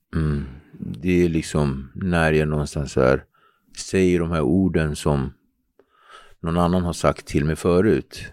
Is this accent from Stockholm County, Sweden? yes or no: yes; Nacka, Stockholm County, Sweden; born or raised there; also born or lived in Cape Verde (heritage) / Henriksdalsringen, Nacka